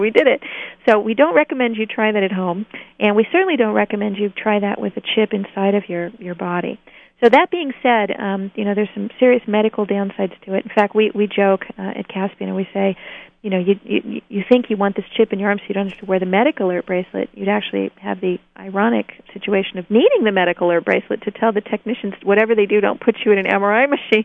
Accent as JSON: {"language": "English", "region": "New Hampshire", "country": "United States", "tie": "born or raised there", "said": "Here in my home state of New Hampshire"}